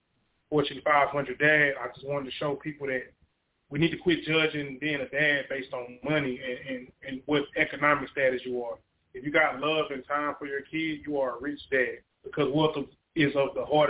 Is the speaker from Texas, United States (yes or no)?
yes; Beaumont, Texas, United States; I'm from Beaumont, Texas.